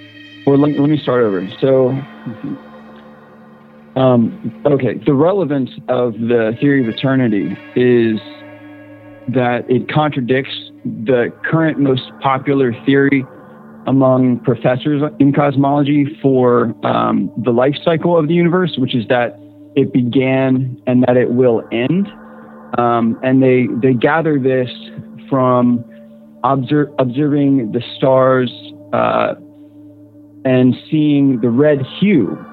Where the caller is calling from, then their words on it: Central Virginia, United States; I am calling from Central Virginia.